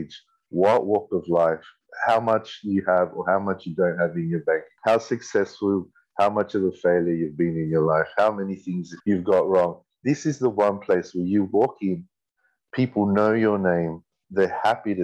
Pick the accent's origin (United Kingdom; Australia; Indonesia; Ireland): Australia; Sydney, New South Wales; I was born here in Sydney, Camperdown Children's Hospital. Grew up in Petersham, that's the inner west Sydney